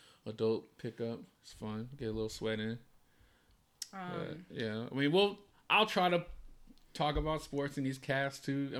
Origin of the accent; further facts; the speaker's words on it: the Bay Area, California, United States; we're California people, born and raised in the Bay